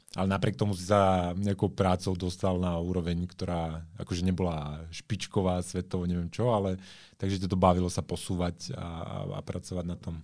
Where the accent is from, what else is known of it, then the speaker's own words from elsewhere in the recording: Žilina, Žilina Region, Slovakia; moved away; also born or lived in Bratislava; ja som pôvodne zo Žiliny